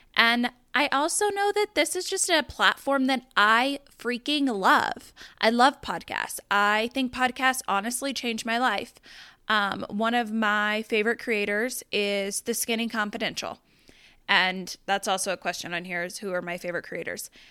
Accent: Southeastern Colorado, United States; now in Denver, United States; I'm originally from Southeastern Colorado. I grew up on a farm and a ranch.

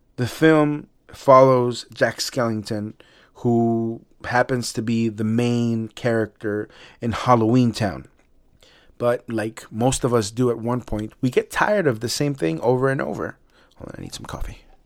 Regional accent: Mexico City, Mexico; moved away; y también en México, en el D F, my hometown

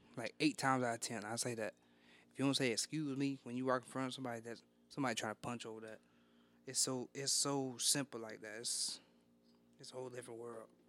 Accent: Texas, United States; Born and raised in Texas.

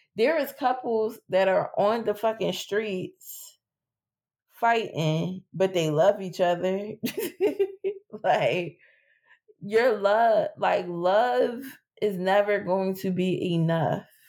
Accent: Philadelphia, Pennsylvania, United States; I grew up in West Philly.

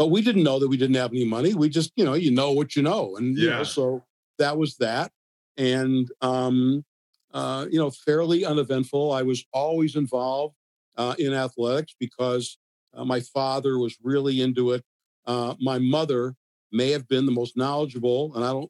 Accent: Mayfield Heights, Ohio, United States; moved away as an adult; also born or lived in Cleveland, Ohio; now in Pittsburgh, United States; I was in the city of Cleveland. And when I was nine, we moved out to a suburb called Mayfield Heights.

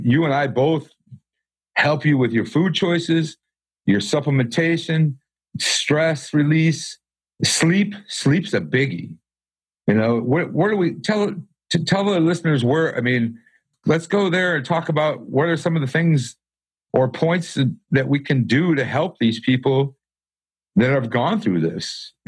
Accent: Michigan, United States; I'm actually from Michigan, but I think I'm starting to get the Southern slang. I've been here so long.

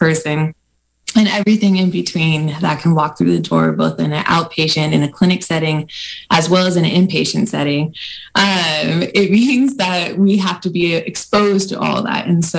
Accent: Vallejo, California, United States; also born or lived in Fairfield, California / Boston / England; I'm a California girl, born and bred. I grew up in Vallejo in Fairfield, California, and then went away to Boston for my med school training, met my husband in England, and then came back to Sutter Santa Rosa

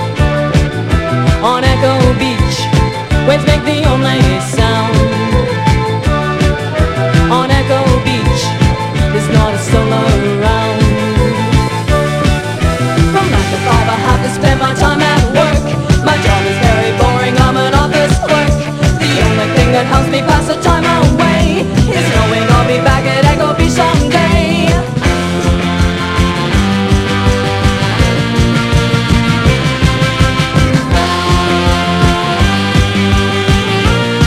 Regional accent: Scotland, United Kingdom; Growing up in Scotland

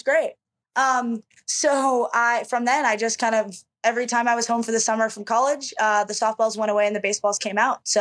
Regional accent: an hour from Brandon, Manitoba, Canada; Brandon, Manitoba, which is an hour from my hometown.

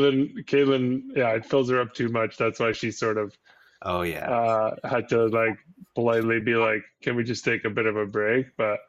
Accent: Syria; It's like a thing from where I'm from Syria

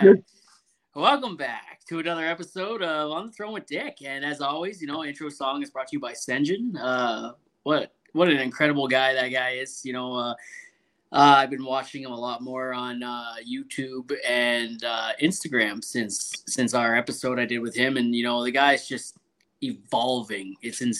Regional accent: Canada; accent: Canadian; I'm Canadian. We find ways to play ball hockey in all kinds of situations

